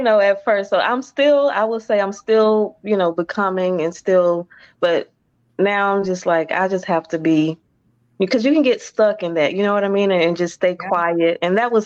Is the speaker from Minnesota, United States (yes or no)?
no; Orlando, Florida, United States; moved away as an adult; also born or lived in Warner Robins, Georgia; born and raised in Orlando. So we were here for like 2 years. And then we moved to Georgia, Warner Robins